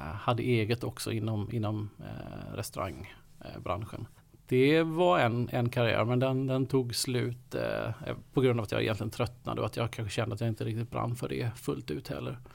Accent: Kalmar County, Sweden; moved away as an adult; now in Stockholm, Sweden; jag är uppväxt på, eh, på Öland

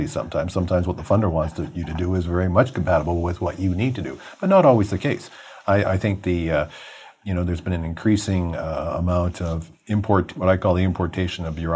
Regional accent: Toronto, Ontario, Canada; I grew up in Rexdale.

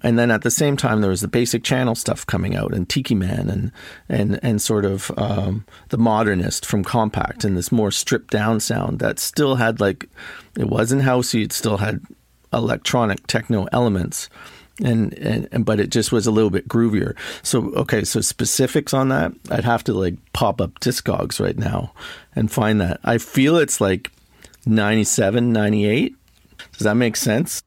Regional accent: Toronto, Ontario, Canada; also born or lived in Montreal / Berlin; I'm from Toronto, basically. I grew up here

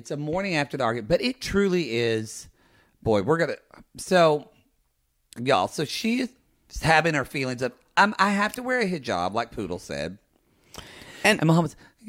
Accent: Oklahoma, United States; I'm from Oklahoma.

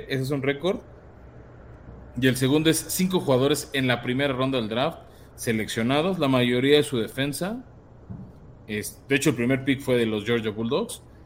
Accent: Mexico; somos mexicanos

